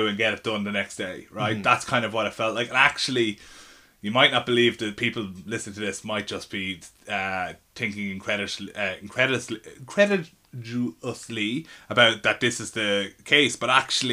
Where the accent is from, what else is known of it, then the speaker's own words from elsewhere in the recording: Ireland; accent: Irish; moved away as an adult; now in London, United Kingdom; it was a real advantage of being Irish in London, because when they heard my accent, they didn't know what to do with me